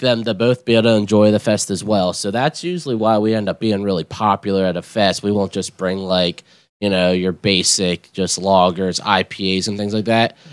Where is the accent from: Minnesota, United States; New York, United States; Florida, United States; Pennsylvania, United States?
Pennsylvania, United States; West York; I grew up there my whole life in West York